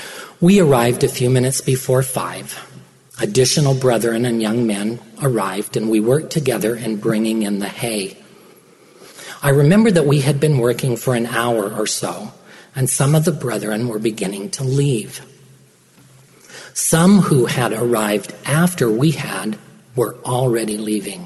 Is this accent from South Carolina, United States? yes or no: no; Perry, Utah, United States; I grew up in Perry, Utah